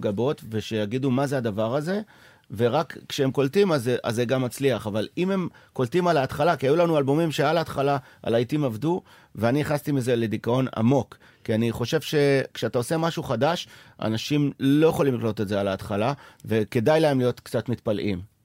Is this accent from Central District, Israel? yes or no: no; Sderot, Southern District, Israel; now in Tel Aviv, Israel; ואני עדיין ילד משדרות